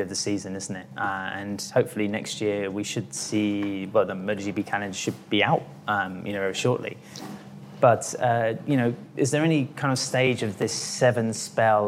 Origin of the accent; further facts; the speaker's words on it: United Kingdom; we're British